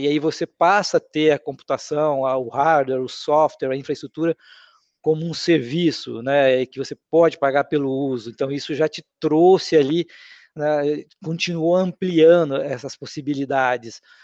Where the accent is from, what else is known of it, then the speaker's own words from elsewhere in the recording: Rondônia, Brazil; also born or lived in Paraná; eu nasci no Paraná e meus pais, acompanhando aquela onda migratória, foram para Rondônia ali em 1978